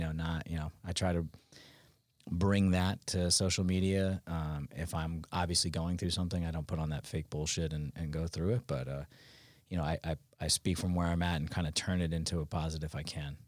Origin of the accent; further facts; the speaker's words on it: Westchester, New York, United States; moved away as an adult; I'm from New York originally, but I've been down here since two thousand nine